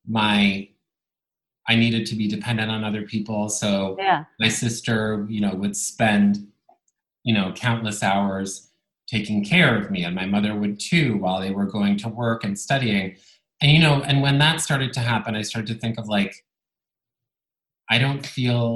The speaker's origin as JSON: {"language": "English", "town": "Bologna", "region": "Emilia-Romagna", "country": "Italy", "tie": "born or raised there", "first_language": "Italian", "second_language": "English", "moved": "yes", "said": "I grew up in Italy, in Bologna. Italian was my first language."}